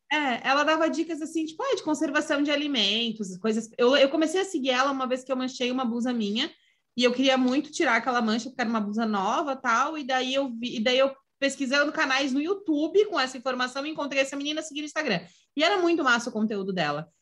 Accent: Santa Catarina, Brazil; eu sou de Santa Catarina

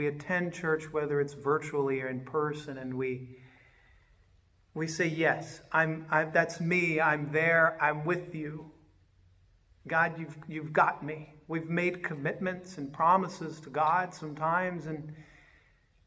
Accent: Richmond, Virginia, United States; moved away; I grew up in Richmond, Virginia.

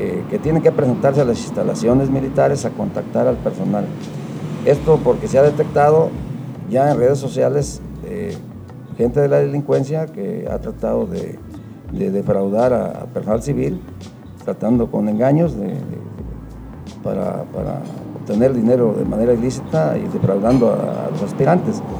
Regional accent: Mexico; como ciudadano mexicano, pues tener la identidad nacional y los valores cívicos para cumplir como mexicano

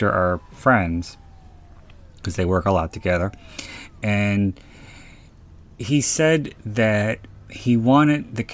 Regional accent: Pennsylvania, United States; my home state of Pennsylvania

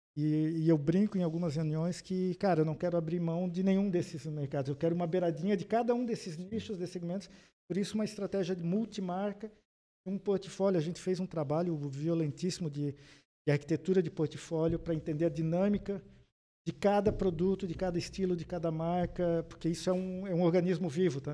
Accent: Blumenau, Santa Catarina, Brazil; eu sou nascido em Blumenau

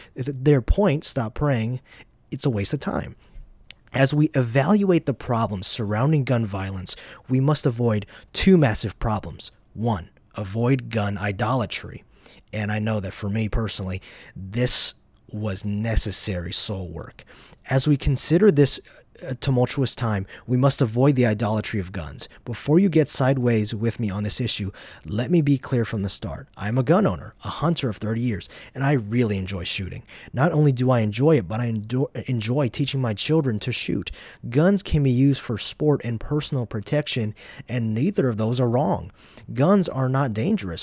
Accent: Dacula, Georgia, United States; also born or lived in Atlanta, Georgia; I'm from North Georgia. I was born in downtown Atlanta, Although for most of my life, I've lived in a city called Dacula, which is northeast of Atlanta

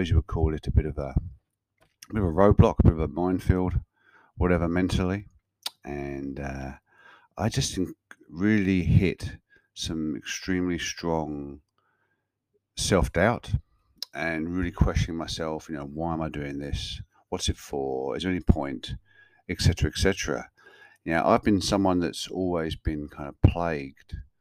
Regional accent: Kent, South East England, United Kingdom; moved away as an adult; now in Australia; I'm recording this episode in a place called Birchington in Kent in England, which is about 15 kilometers from the town I grew up in England and lived in and around for the first 30 odd years of my life before moving to Australia in 2004.

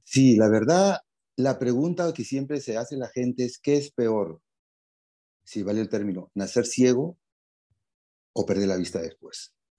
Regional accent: Lima, Peru; soy de Lima

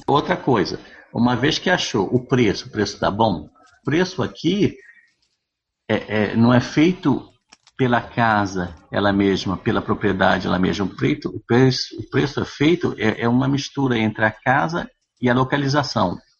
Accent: Brazil; now in Canada; sou brasileiro

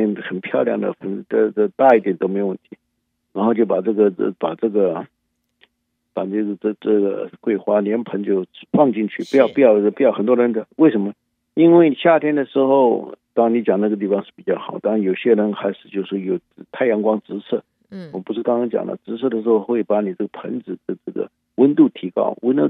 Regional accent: China; now in United States; 但是问题是它的优点是我们中国人最喜欢的。

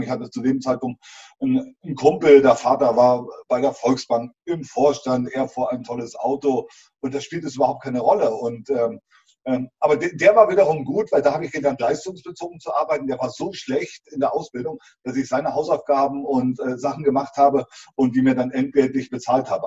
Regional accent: East Germany, Germany; ich habe also klassisch zu DDR-Zeiten Beruf mit Abitur, Elektromaschinenbau äh, gelernt

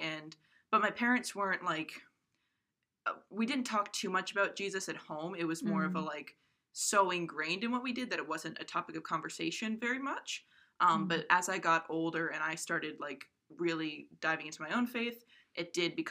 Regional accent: Coventry, Rhode Island, United States; moved away; I'm from Coventry, Rhode Island

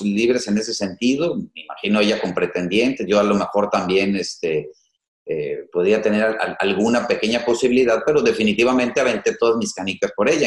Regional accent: Tepic, Nayarit, Mexico; moved away; Yo soy de Tepic, pero vengo a estudiar la, universidad

